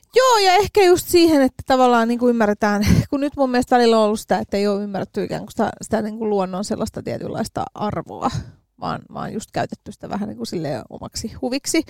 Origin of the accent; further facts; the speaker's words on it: Helsinki, Uusimaa, Finland; mä oon helsinkiläisenä